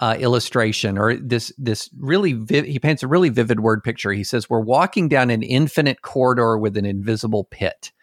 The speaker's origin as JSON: {"language": "English", "region": "Tennessee", "country": "United States", "said": "my home state of Tennessee"}